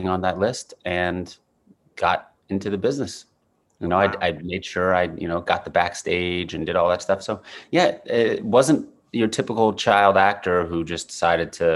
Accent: New York City, New York, United States; New York City, Upper West Side, like, Morningside Heights

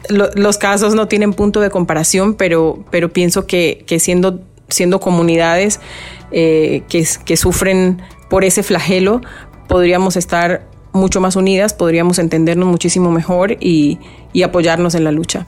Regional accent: Colombian Pacific, Colombia; now in Miami, United States; el Pacífico colombiano, que es de donde yo soy.

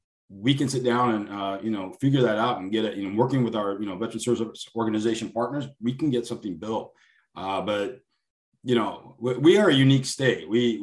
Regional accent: California, United States; moved away as an adult; now in Michigan, United States; I'm a California native. I grew up in California.

